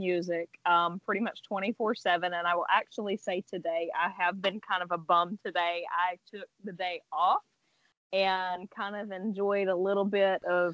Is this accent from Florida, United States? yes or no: no; near Montgomery, Alabama, United States; here in Montgomery, close to my hometown